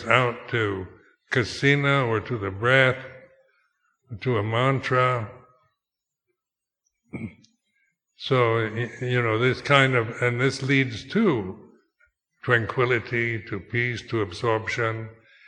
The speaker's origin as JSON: {"language": "English", "country": "United States", "also_born_or_lived": "Thailand", "moved": "as an adult", "said": "being American"}